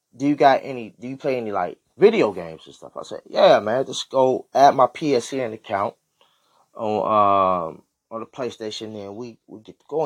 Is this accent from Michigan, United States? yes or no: yes; Michigan, United States; I was from, you know, from Michigan.